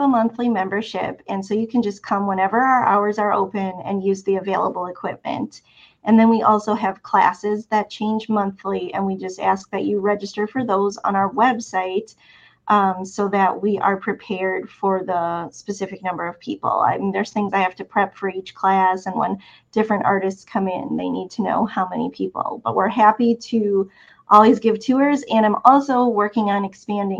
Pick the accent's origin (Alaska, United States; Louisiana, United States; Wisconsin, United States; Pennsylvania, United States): Wisconsin, United States; Milwaukee; also born or lived in Champaign-Urbana, Illinois / Oregon coast; now in Alabama, United States; I grew up in Milwaukee, Wisconsin.